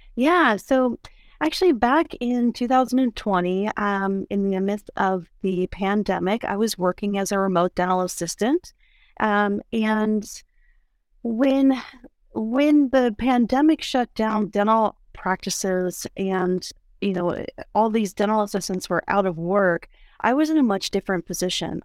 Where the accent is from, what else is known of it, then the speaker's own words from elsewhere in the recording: East Coast, United States; moved away; I am originally from the East Coast